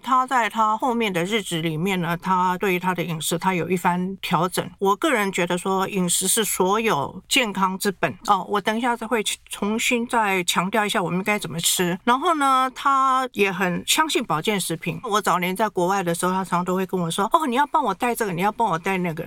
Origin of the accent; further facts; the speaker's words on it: Taiwan; 我们台湾人一定要一颗里面什么都有